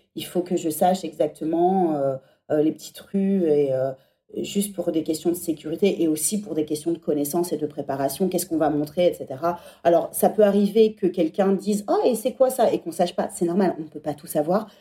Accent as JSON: {"language": "French", "region": "Centre-Val de Loire", "country": "France", "also_born_or_lived": "England", "moved": "as an adult", "lives_now": "Paris, France", "said": "les châteaux de la Loire, c'est là d'où je viens."}